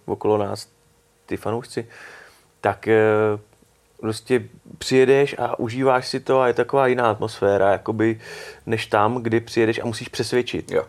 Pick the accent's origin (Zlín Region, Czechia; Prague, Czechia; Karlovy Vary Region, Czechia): Prague, Czechia; já jsem ze Strašnic mm. a tam byl kulturní dům barikádníků, mm. takže tam mm. jsem to měl vlastně jakoby kousek